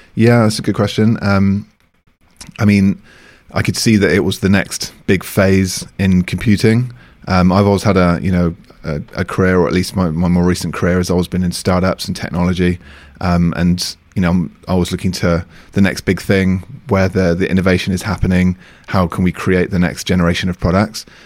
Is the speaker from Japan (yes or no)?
no; United Kingdom; moved away as an adult; also born or lived in Beijing, China; now in France; I'm from the U K